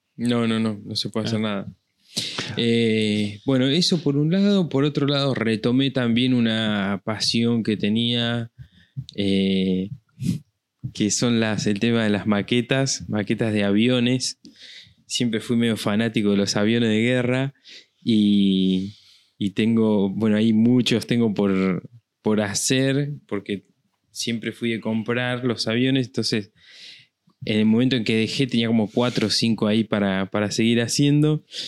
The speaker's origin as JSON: {"language": "Spanish", "region": "La Pampa", "country": "Argentina", "said": "zona de donde soy yo, ahí en La Pampa"}